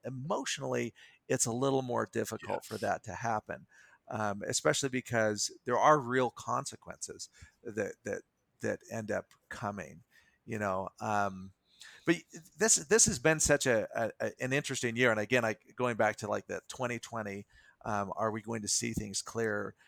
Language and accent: English; United States; I am an American, I am a citizen of the world.